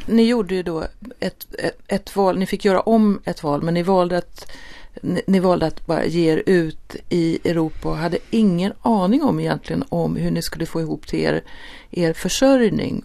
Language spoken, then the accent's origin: Swedish; Sweden; Vi är ju svenskar